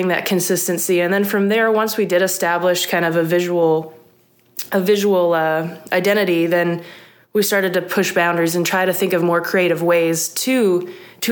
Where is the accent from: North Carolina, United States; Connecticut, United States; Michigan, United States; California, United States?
Michigan, United States; Trenton; moved away as an adult; now in Starkville, United States; I grew up in Trenton, Michigan, which is a Metro Detroit area.